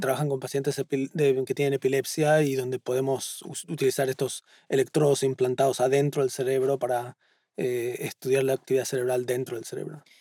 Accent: Buenos Aires, Argentina; moved away as an adult; now in Boston, United States; En el barrio de Flores, en Buenos Aires, en Capital

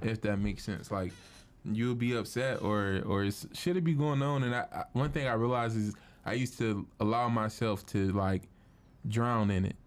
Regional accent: Cleveland, Ohio, United States; I'm from Cleveland

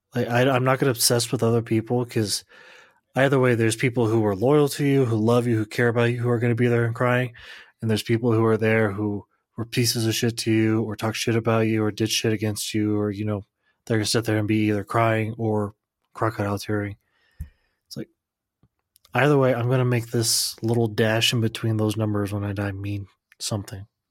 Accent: United States; I'm American

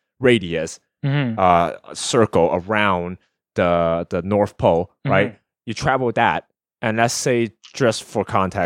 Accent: China; now in United States; if you want to take a cargo ship from my hometown of glorious communist China, right, all the way to a port in Los Angeles

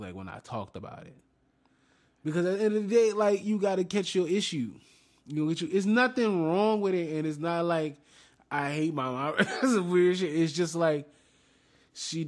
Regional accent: New Orleans, Louisiana, United States; We're from New Orleans

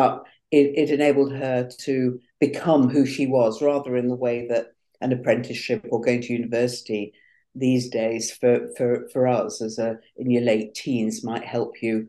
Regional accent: Manchester, North West England, United Kingdom; Really, for half my life now, although I am a proud Mancunian

